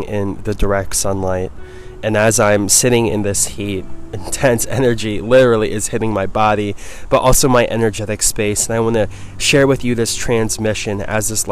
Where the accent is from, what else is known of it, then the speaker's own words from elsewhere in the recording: East Coast, United States; moved away; I'm from the East Coast